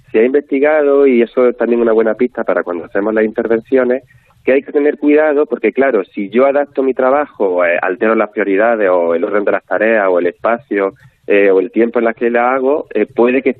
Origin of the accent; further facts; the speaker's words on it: Galicia, Spain; yo siempre, Belén, como buena gallega, siempre digo